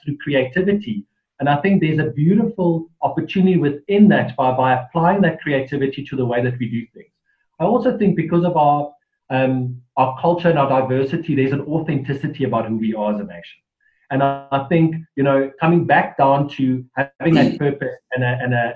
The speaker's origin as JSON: {"language": "English", "country": "South Africa", "said": "just being authentically South African"}